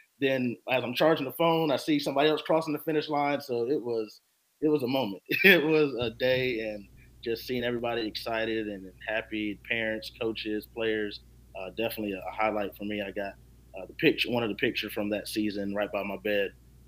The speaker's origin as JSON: {"language": "English", "town": "Rock Hill", "region": "South Carolina", "country": "United States", "tie": "born or raised there", "lives_now": "Charleston, United States", "said": "moving here to Charleston, spending my, I guess, emerging adult years and growing up in Rock Hill."}